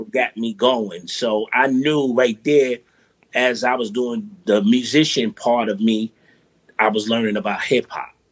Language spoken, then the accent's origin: English; New York City, New York, United States; born and raised in Brooklyn, yeah. Brownsville